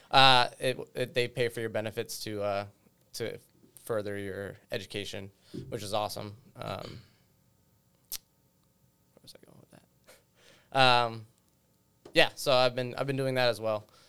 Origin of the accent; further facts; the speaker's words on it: United States; I grew up in, uh, the western part of the state, so more rural